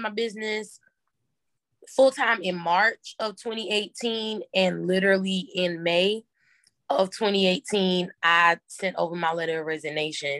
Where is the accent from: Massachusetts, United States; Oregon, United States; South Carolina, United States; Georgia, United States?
South Carolina, United States; Orangeburg; moved away as an adult; now in Columbia, United States; I'm originally from a small town called Orangeburg, South Carolina